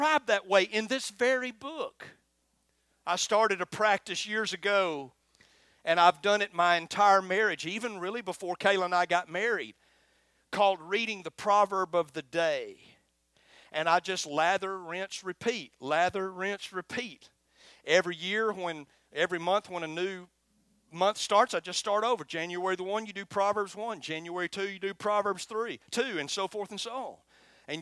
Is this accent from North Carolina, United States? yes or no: no; Florence, Alabama, United States; accent: twangy; I'm from Florence, Alabama, just as twangy as Arab.